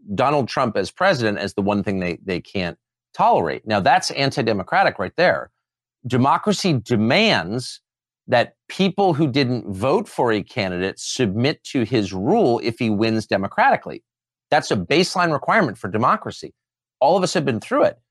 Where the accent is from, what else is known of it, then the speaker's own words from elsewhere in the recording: Southern California, United States; I'm from Southern California